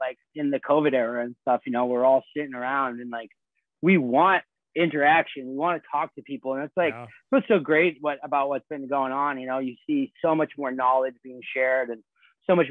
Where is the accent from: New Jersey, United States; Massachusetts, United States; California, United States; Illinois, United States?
Massachusetts, United States; Boston; I'm from Boston.